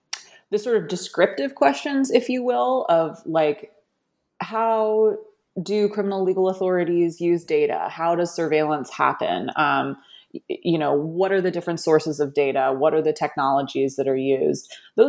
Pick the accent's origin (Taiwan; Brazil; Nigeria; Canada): Canada; now in United States; growing up in Canada, there's a lot of similarities between Canada and the U.S.